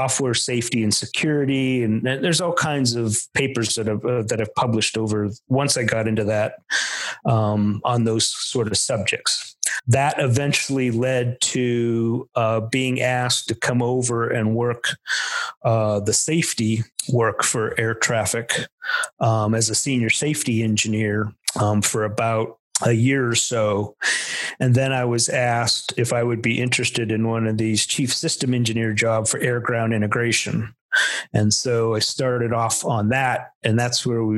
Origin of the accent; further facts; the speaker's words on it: Pennsylvania, United States; moved away; also born or lived in Chicago / Texas; I was really from Pennsylvania